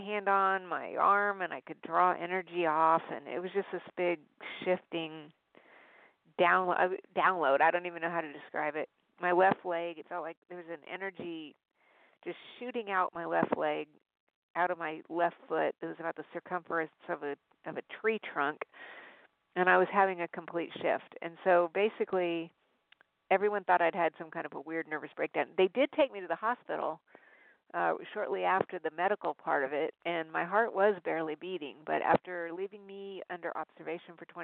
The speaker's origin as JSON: {"language": "English", "town": "Albuquerque", "region": "New Mexico", "country": "United States", "tie": "born or raised there", "moved": "yes", "said": "I was born in Albuquerque"}